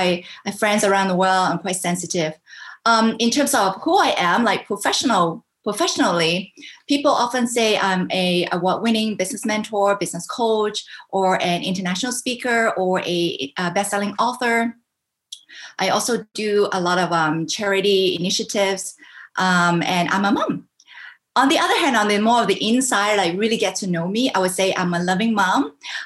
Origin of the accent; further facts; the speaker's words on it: Vancouver, British Columbia, Canada; also born or lived in Hong Kong / United States / Singapore; now in Taiwan; I was born in Hong Kong. I grew up in Canada, Vancouver, Canada.